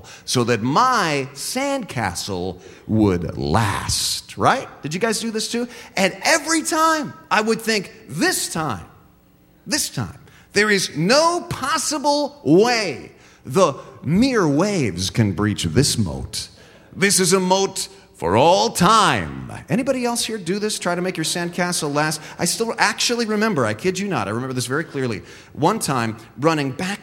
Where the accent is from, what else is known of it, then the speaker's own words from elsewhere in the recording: San Jose, California, United States; we grew up on the Las Gatas side of San Jose